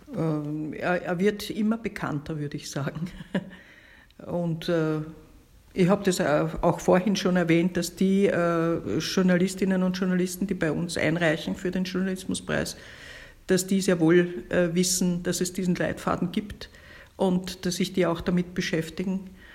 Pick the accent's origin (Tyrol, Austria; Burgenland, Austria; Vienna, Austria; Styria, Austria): Vienna, Austria; bei uns in Wien